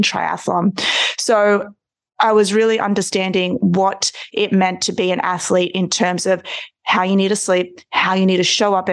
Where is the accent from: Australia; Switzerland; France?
Australia; growing up in Australia, we are all forced to be swimmers.